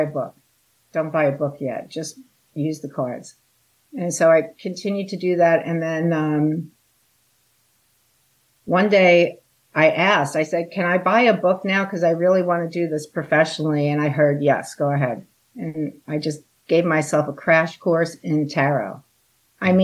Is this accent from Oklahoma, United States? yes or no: no; Long Island, South Shore, New York, United States; I grew up on Long Island on the South Shore, which is near the Great South Bay